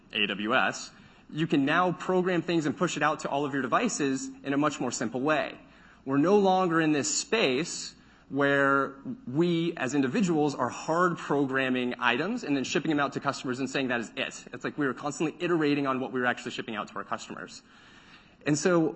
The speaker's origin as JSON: {"language": "English", "region": "Central Texas", "country": "United States", "tie": "born or raised there", "said": "I grew up in Central Texas where it becomes remarkably hot"}